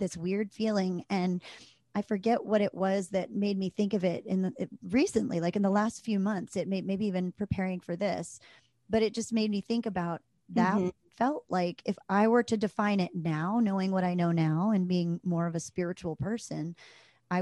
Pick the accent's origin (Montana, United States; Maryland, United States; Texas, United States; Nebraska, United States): Maryland, United States; when I was a kid, I grew up in Maryland